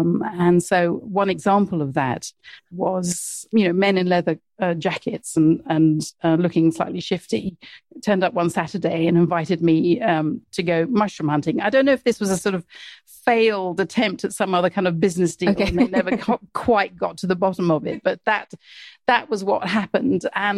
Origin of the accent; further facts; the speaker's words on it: Mombasa, Mombasa County, Kenya; Yes. So I was born in Mombasa, and my dad worked in agricultural development.